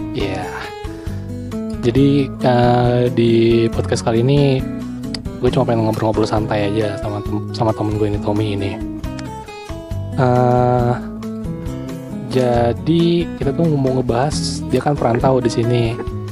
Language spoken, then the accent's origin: Indonesian; Sunda, Indonesia; gua orang Sunda